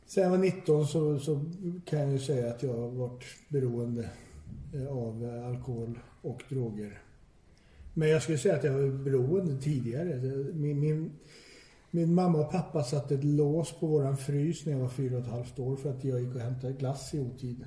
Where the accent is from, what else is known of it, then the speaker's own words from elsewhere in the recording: Stockholm, Stockholm County, Sweden; jag är född och uppvuxen i Stockholm